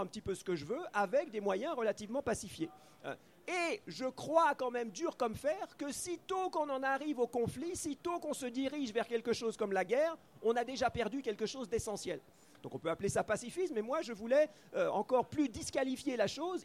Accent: Switzerland; moi je suis suisse, je ne suis pas français

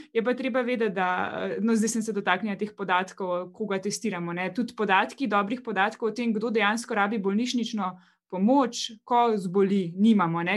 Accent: Slovenia; smo Slovenci

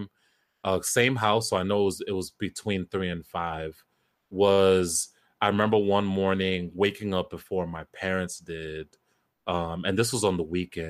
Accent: New Jersey, United States; it still made its way to my airwaves in Jersey, 101.9

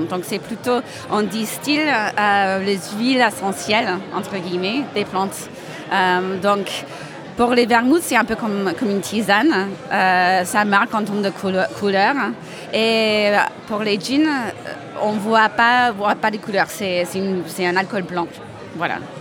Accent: United States; now in Montpellier, France; Je suis, euh, américaine à la base

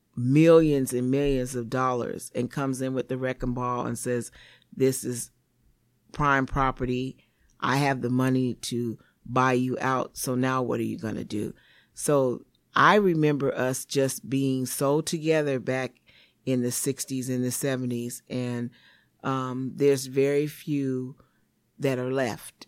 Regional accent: Seattle, Washington, United States; I was born and raised here in Seattle, Washington

